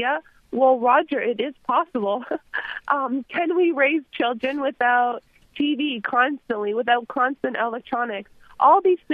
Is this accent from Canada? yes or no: yes; Canada; I'm a Canadian